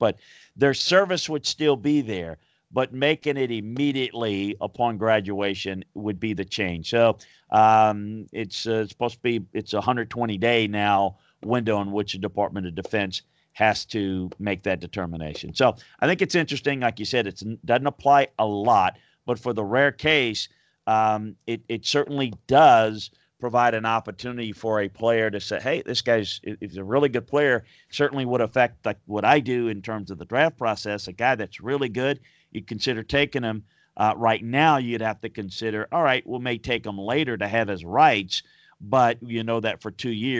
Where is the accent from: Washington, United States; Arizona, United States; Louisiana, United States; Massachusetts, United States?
Louisiana, United States; As growing up in Louisiana, certainly the whole Pell Grant situation and how Skip Bertman built the LSU powerhouse.